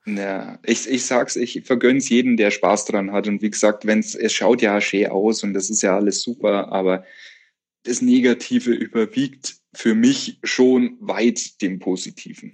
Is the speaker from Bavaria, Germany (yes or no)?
yes; Bavarian Forest, Germany; ich bin ja im Bayerischen Wald aufgewachsen